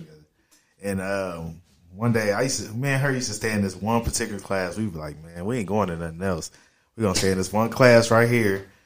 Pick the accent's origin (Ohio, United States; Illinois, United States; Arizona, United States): Ohio, United States; Dayton; From Dayton, Ohio